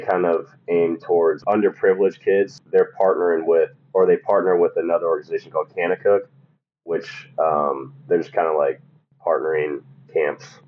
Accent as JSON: {"language": "English", "town": "Omaha", "region": "Nebraska", "country": "United States", "said": "I'm from Omaha, Nebraska"}